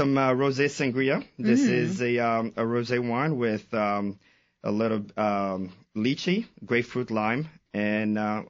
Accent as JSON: {"language": "English", "town": "Casablanca", "region": "Casablanca-Settat", "country": "Morocco", "moved": "yes", "lives_now": "Washington, D.C., United States", "said": "I'm from Morocco."}